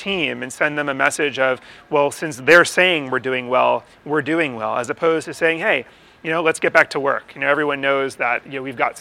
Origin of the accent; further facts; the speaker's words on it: Newton, Massachusetts, United States; I grew up in Newton, Massachusetts